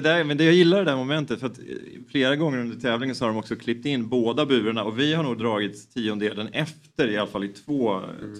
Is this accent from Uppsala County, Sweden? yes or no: yes; Knivsta, Uppsala County, Sweden; Jag är uppväxt i Knivsta då, utanför Uppsala